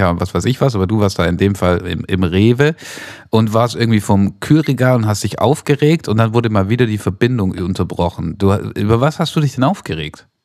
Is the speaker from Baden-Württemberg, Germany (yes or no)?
yes; Stuttgart, Baden-Württemberg, Germany; born there; gebürtig in, gebürtig in Stuttgart-Bad-Kennstadt.